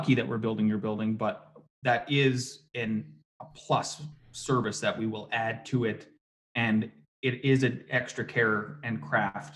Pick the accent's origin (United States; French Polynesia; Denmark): United States; Midwest; we're from the Midwest